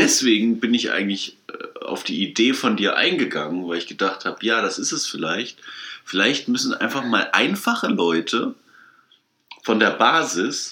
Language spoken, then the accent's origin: German; Kassel, Hesse, Germany; wir kommen aus Kassel